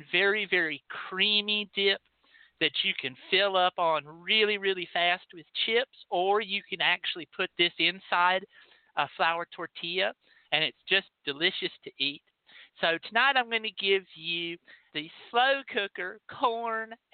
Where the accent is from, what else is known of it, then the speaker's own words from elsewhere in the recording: Texas, United States; I'm from Texas